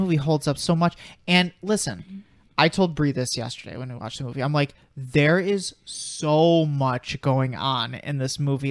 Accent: Chicago, Illinois, United States; I'm from Chicago

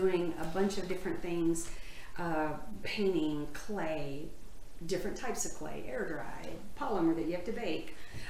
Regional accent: Pensacola, Florida, United States; also born or lived in Tennessee; I was born in Tennessee, but we moved to Pensacola when I was in the sixth grade.

